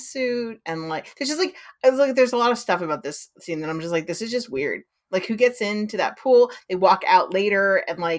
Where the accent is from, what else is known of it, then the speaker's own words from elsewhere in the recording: San Diego, California, United States; I grew up in San Diego